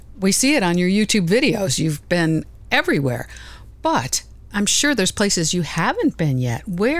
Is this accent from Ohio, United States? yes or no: yes; Ohio, United States; We're from Ohio.